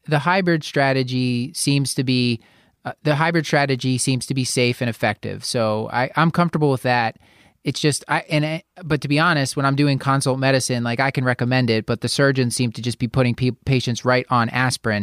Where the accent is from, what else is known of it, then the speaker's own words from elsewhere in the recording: Philadelphia, Pennsylvania, United States; my hometown of Philadelphia